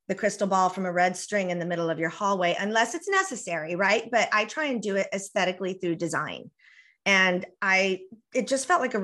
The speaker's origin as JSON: {"language": "English", "area": "the border with Mexico", "region": "US–Mexico border", "country": "United States", "tie": "born or raised there", "first_language": "Spanish", "second_language": "English", "said": "my first language is Spanish, and I was raised on the border with Mexico. So, you know, I'm not even really American. I mean, I am, but you know, I relate to my culture as very Mexican American"}